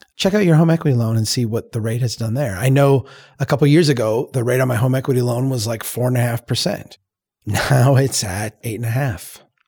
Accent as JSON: {"language": "English", "town": "Brainerd", "region": "Minnesota", "country": "United States", "tie": "born or raised there", "said": "Here in, in my hometown, back in two thousand five"}